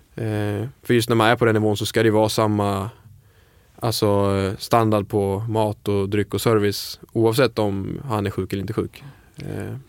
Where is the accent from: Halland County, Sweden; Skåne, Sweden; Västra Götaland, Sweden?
Halland County, Sweden; Falkenberg; moved away; also born or lived in Stockholm / Copenhagen; jag är kock, eh, började i ung ålder, jag är från Falkenberg